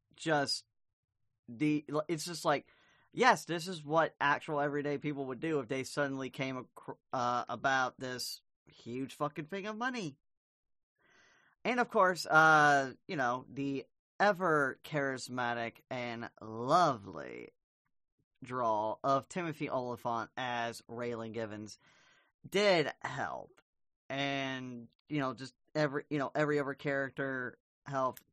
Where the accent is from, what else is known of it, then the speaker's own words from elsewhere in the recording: Arkansas, United States; I'm from Arkansas